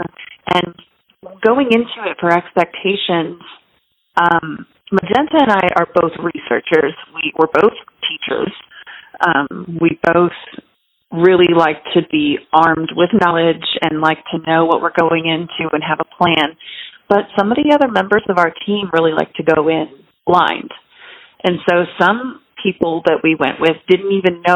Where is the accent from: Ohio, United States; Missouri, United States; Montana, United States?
Missouri, United States; St. Louis; now in Girard, United States; I am in a tiny little town called Girard, Illinois. I'm from St. Louis